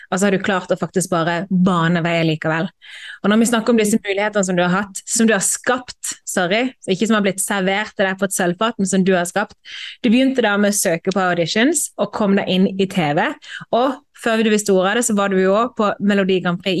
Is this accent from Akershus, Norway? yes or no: no; Moss, Østfold, Norway; Jo, jeg kommer fra Moss.